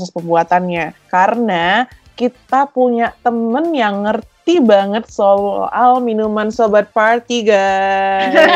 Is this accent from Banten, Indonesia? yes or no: no; North Sumatra, Indonesia; Yo, i salah satunya di daerah asal gue nih guys. Ada tuak dari Sumatera Utara.